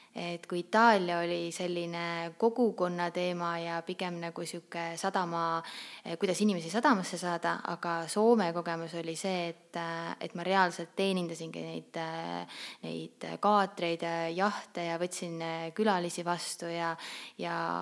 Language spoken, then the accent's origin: Estonian; Saare County, Estonia; moved away as an adult; now in Tallinn, Estonia; mina olen pärit Saaremaalt. Äh, õppisin ma siis, äh, põhikooli õppisin maakoolis ja keskkooli läksin edasi Kuressaarde gümnaasiumisse